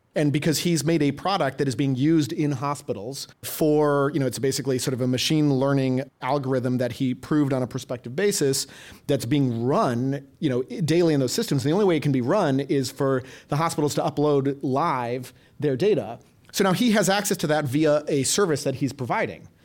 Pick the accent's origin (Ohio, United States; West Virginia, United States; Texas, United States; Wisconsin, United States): Wisconsin, United States; Madison; I grew up in the Midwest in, uh, Madison, Wisconsin